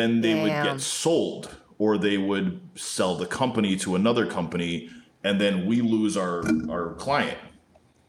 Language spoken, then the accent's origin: English; New Jersey, United States; I grew up in Jersey, in North Jersey